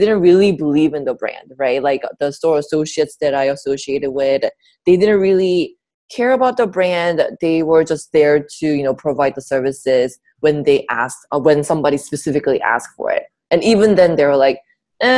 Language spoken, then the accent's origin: English; South Korea; now in United States; I was born and raised in South Korea near Busan